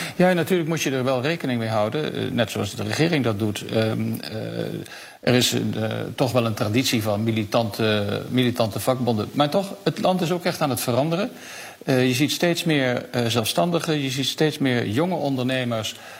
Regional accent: Netherlands; moved away as an adult; now in Paris, France; als Nederlanders

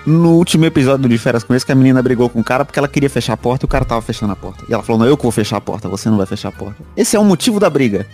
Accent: Minas Gerais, Brazil; Eu viro paulista até, sou mineiro

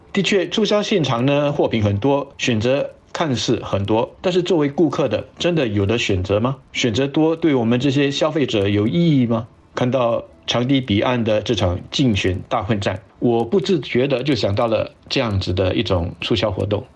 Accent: Singapore; 我们新加坡人

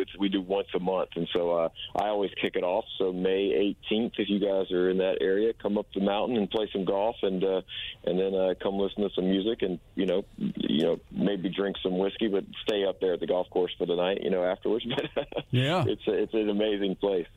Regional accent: South Carolina, United States; now in Nashville, United States; we're from South Carolina

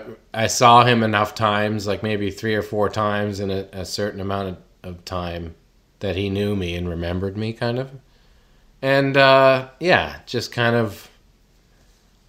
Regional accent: Canada; growing up in Canada

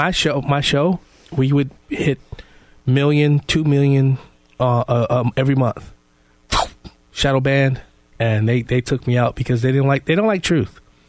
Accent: Chicago, Illinois, United States; moved away as an adult; now in Kendall County, United States; I'm from Chicago.

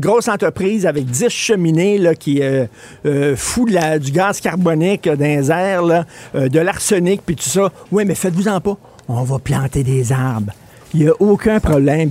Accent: Quebec, Canada; first language French; chez nous au Québec

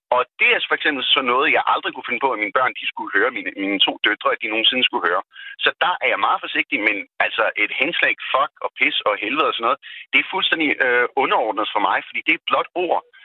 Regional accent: Pakistan; now in Denmark; født og opvokset i Pakistan

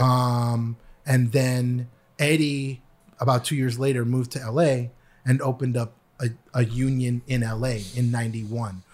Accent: Canada; moved away as an adult; also born or lived in New York, United States; now in Los Angeles, United States; I was an international student 'cause I am from Canada.

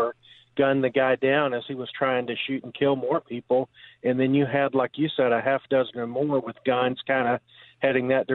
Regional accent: Texas, United States; moved away; I am from Texas, but I don't live in Texas

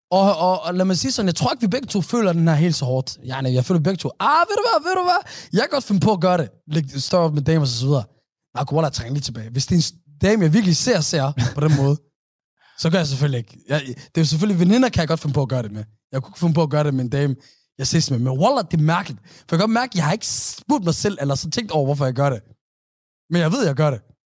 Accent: Somalia; vores somaliske folk

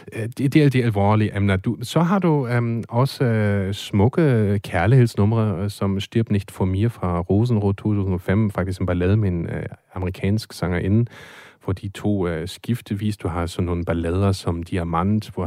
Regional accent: Germany; now in Denmark; som tysker

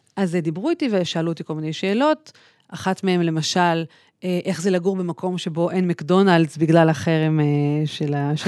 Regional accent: Tel Aviv, Tel Aviv District, Israel; אני גדלתי בכלל בתל אביב

